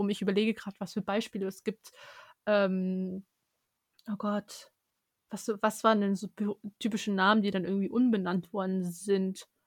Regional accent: Germany; born there; ja, ich bin in Deutschland geboren

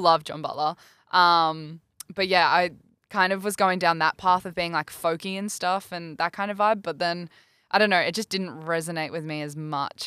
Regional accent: New South Wales, Australia; now in Brisbane, Australia; I'm from New South Wales as well

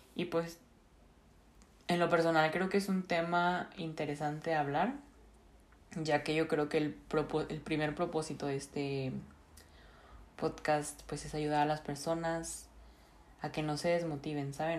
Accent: Monterrey, Nuevo León, Mexico; now in Bern, Switzerland; soy originaria de Monterrey, Nuevo León

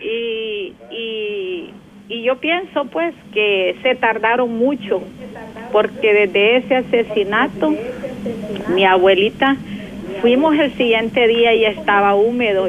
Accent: San Juan Nonualco, La Paz, El Salvador; soy de San Juan Nonoalco

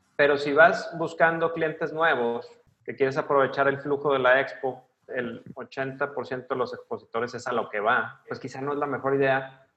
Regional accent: Guadalajara, Jalisco, Mexico; moved away as an adult; now in Monterrey, Mexico; Yo soy de Guadalajara. Vivo en Monterrey desde hace 15 años pero soy originario de Guadalajara.

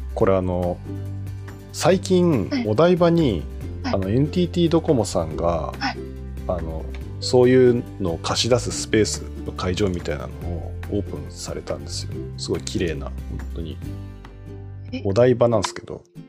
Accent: Fukuoka, Japan; moved away; 私福岡出身

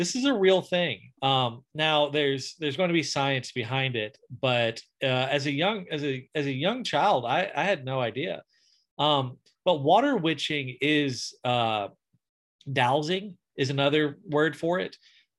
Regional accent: deep South Alabama, United States; I'm from deep South Alabama.

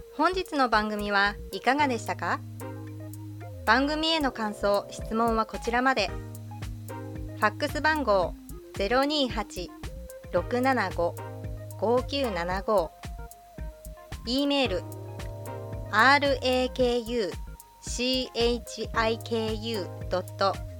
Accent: Tokyo, Japan; moved away as an adult; now in Nasushiobara, Japan; 私東京の出身なんですけど、東京の実家から

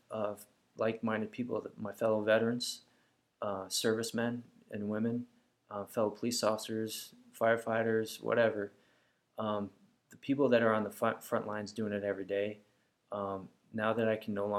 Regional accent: United States; I'm an American, therefore I am a Christian

